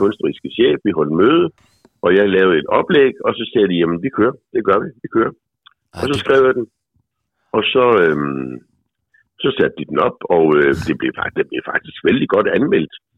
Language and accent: Danish; Faaborg, Southern Denmark, Denmark; da jeg var lille barn i Forborg.